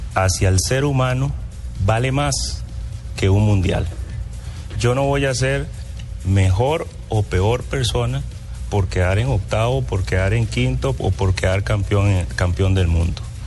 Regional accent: Costa Rica; Yo soy un costarricense muy respetuoso

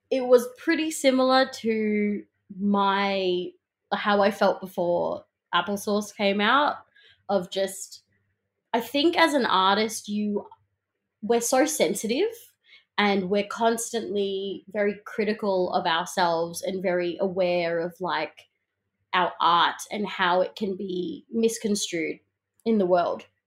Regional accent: Melbourne, Victoria, Australia; I'm such a proud, um, Melbournian kid. You know, I grew up in the South East suburbs

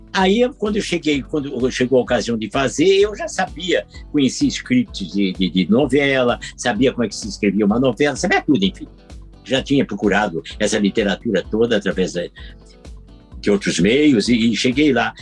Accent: Curitiba, Paraná, Brazil; moved away; quando eu tinha 10 anos, eu ainda morava em Curitiba, que eu sou curitibano

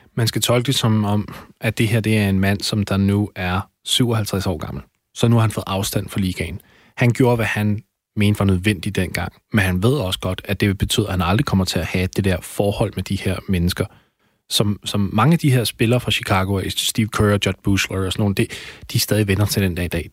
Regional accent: Denmark

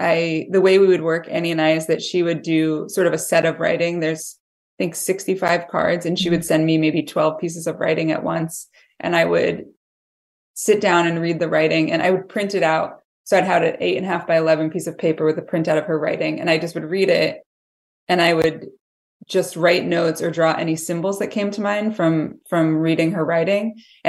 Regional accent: Massachusetts, United States; I lived in Western Mass. I grew up in Massachusetts and lived in Western Mass for most of my life.

